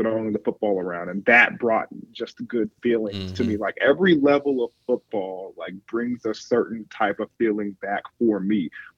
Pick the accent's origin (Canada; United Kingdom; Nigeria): Nigeria; my background is I'm Nigerian.